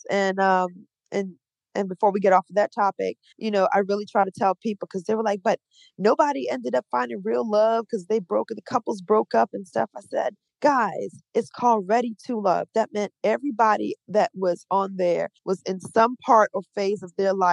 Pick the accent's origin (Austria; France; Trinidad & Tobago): Trinidad & Tobago; born there; I was born in Trinidad and Tobago, and she used to be a singer